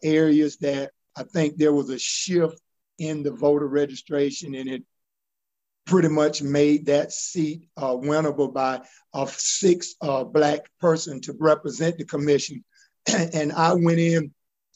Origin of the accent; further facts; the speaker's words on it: Augusta, Georgia, United States; I grew up in Southside Terrace, graduated from college